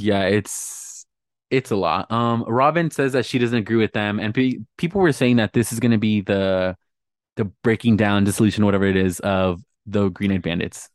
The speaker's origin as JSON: {"language": "English", "region": "Southern California", "country": "United States", "said": "I'm from Southern California"}